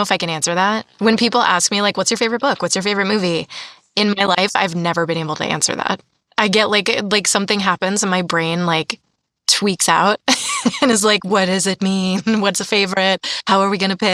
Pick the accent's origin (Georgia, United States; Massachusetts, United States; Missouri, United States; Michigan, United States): Massachusetts, United States; now in California, United States; I'm from Massachusetts